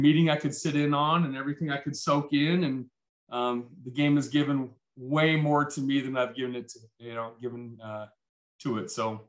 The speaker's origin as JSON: {"language": "English", "region": "Northern Colorado", "country": "United States", "tie": "born or raised there", "also_born_or_lived": "Missoula, Montana", "said": "I grew up in Missoula until I was about 8, and then he left for Northern Colorado"}